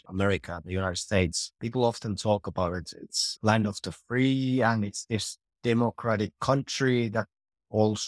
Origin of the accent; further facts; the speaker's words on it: Finland; And I'm from Finland